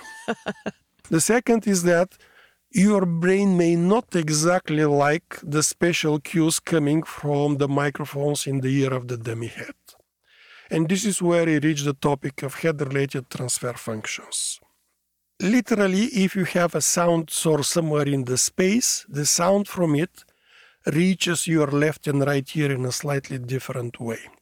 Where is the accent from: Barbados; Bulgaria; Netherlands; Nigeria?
Bulgaria; moved away as an adult; also born or lived in Sofia, Bulgaria; now in Washington, United States; I'm born in a small country in Southeast Europe called Bulgaria